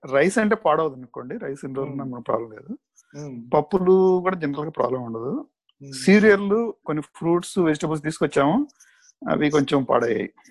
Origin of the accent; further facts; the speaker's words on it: Nellore, Andhra Pradesh, India; now in United States; మాకు చిన్నప్పుడు నెల్లూరులో